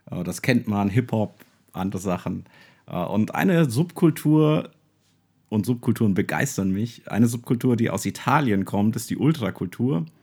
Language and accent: German; Würzburg, Bavaria, Germany; als Würzburger habe ich immer Auswärtsspiel